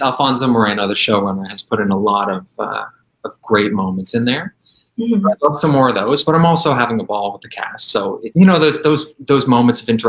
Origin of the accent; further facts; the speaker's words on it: Vancouver, British Columbia, Canada; moved away; I was born in Vancouver